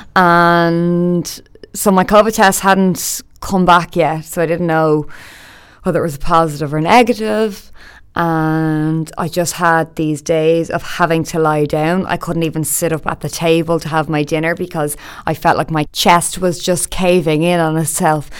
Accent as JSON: {"language": "English", "town": "Dublin", "region": "Leinster", "country": "Ireland", "tie": "born or raised there", "said": "I'm from Dublin. I grew up in a good few places around Dublin, actually."}